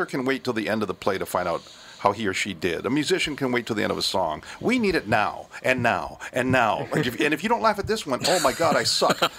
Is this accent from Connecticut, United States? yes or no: no; Hawaii, United States; it's fun as a Hawaiian because you get to step outside and see dead relatives.